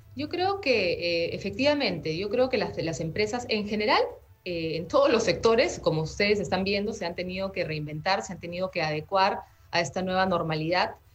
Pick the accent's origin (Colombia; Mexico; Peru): Peru; como peruanos